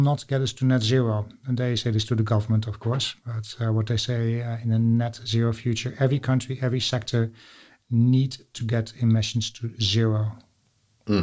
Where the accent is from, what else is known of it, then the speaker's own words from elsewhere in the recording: Netherlands; accent: Dutch; English is a second language; I'm Dutch